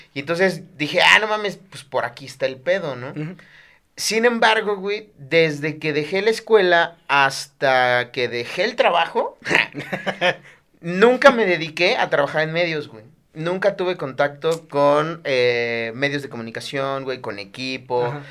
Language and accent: Spanish; Chiapas, Mexico; moved away as an adult; now in Mexico City, Mexico; en Chiapas tenemos cosas más importantes de qué preocuparnos